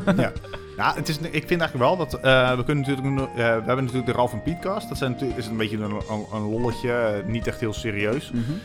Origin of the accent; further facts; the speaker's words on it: Amersfoort, Utrecht, Netherlands; ik kom uit Amersfoort